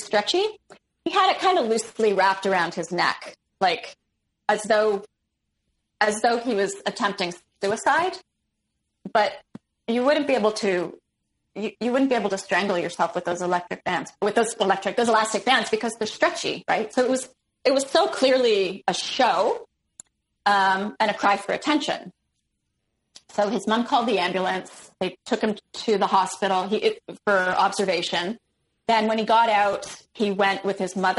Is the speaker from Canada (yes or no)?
yes; Toronto, Ontario, Canada; also born or lived in Ottawa; I'm from Toronto. I want to go back to Toronto.